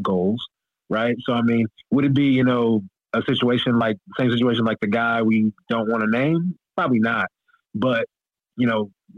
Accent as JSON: {"language": "English", "region": "Mississippi", "country": "United States", "said": "I'm from Mississippi."}